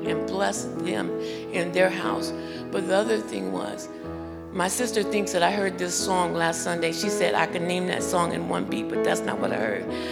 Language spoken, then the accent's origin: English; Massachusetts, United States; moved away; I come from Massachusetts, and I've been almost homeless